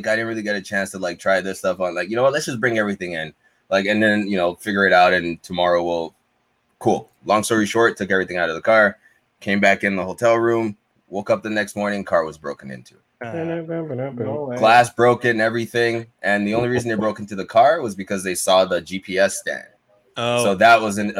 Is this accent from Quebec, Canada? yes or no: yes; Montreal, Quebec, Canada; we're from Montreal